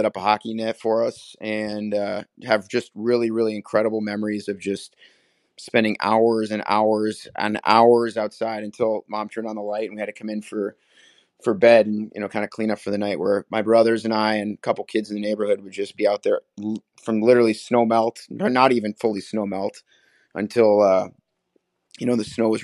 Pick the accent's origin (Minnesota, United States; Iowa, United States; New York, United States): Minnesota, United States; Willmar; I grew up in Wilmer, Minnesota, about 2 hours west of Minneapolis-St. Paul, small 20,000 person town